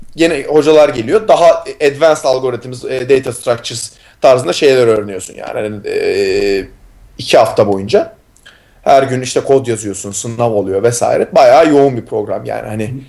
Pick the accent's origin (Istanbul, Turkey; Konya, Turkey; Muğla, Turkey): Istanbul, Turkey; moved away; İstanbul'da doğdum büyüdüm.